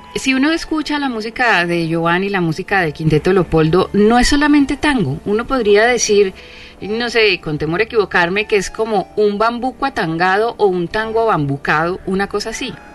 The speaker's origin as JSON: {"language": "Spanish", "area": "Paisa region", "region": "Antioquia", "country": "Colombia", "said": "Yo siendo paisa"}